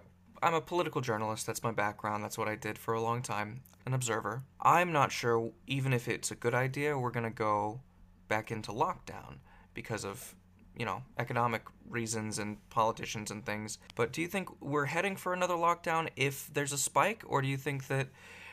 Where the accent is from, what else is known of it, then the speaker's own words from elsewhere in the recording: Bay Area, California, United States; now in Seattle, United States; I grew up in the Bay Area